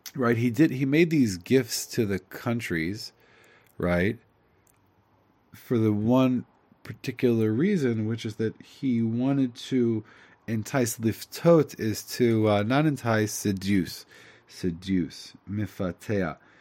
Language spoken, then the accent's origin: English; United States; I'm an Ashkenazi from America.